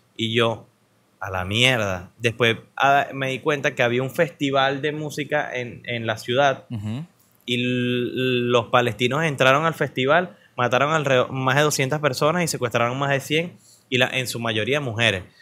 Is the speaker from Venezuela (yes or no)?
yes; Venezuela; como venezolano promedio